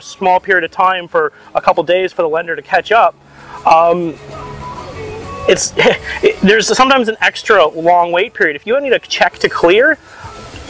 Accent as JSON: {"language": "English", "country": "Canada", "said": "as Canadians"}